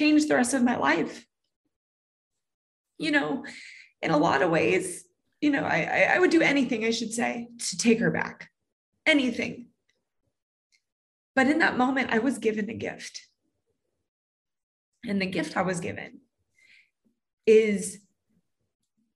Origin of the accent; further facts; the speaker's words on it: Southern California, United States; I grew up in Southern California